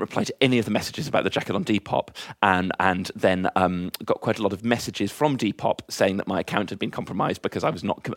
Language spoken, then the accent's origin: English; Wiltshire, South West England, United Kingdom; moved away; my bedroom at my parents' house where we grew up in Wiltshire